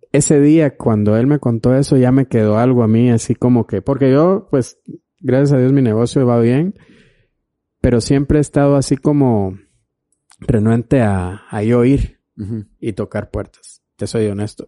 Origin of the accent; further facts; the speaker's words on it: Flores, Petén, Guatemala; yo soy de Flores